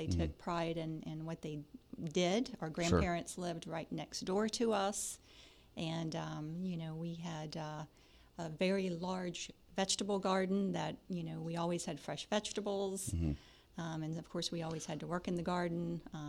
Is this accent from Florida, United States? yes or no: yes; Live Oak, Florida, United States; Yes, I am a Floridian, born and raised in North Florida, a little town called Live Oak.